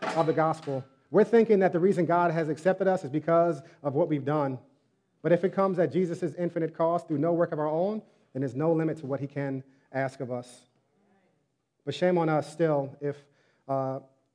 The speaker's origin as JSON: {"language": "English", "region": "New York", "country": "United States", "tie": "born or raised there", "said": "I was born in New York"}